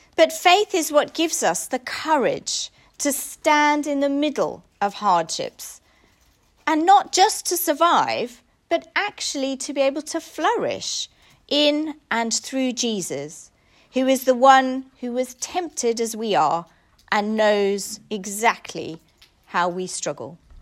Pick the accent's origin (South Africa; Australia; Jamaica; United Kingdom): South Africa; moved away; I grew up in South Africa.